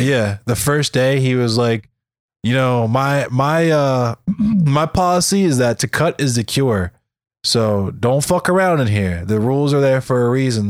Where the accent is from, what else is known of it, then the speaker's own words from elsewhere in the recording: Arbutus, Maryland, United States; also born or lived in Catonsville, Maryland; I'm from Arbutus